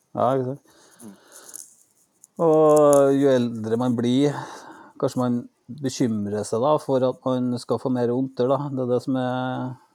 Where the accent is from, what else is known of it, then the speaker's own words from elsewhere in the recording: Norway; jeg er født og oppvokst i Norge